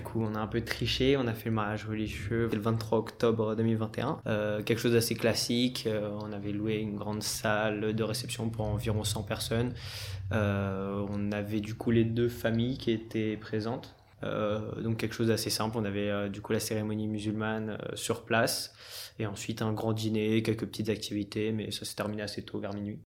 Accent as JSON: {"language": "French", "country": "France", "tie": "born or raised there", "said": "moi je suis français d'origine indienne. Je suis de la première génération de ma famille à être né en France"}